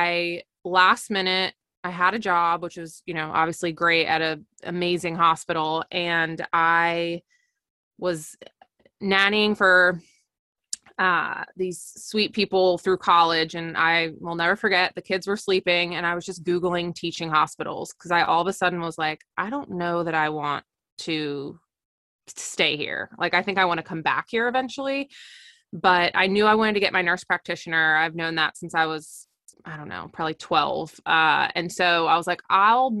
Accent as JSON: {"language": "English", "region": "Delaware", "country": "United States", "said": "I am from Delaware and I went to school outside of Philly"}